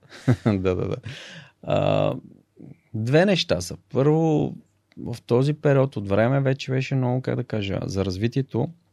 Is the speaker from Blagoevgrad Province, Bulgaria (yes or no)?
yes; Blagoevgrad, Blagoevgrad Province, Bulgaria; moved away as an adult; also born or lived in Sofia; съм от Благоевград, там всички са футболисти